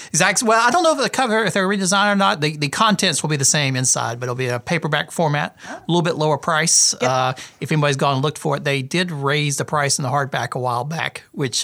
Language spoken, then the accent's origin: English; South Carolina, United States; I grew up in South Carolina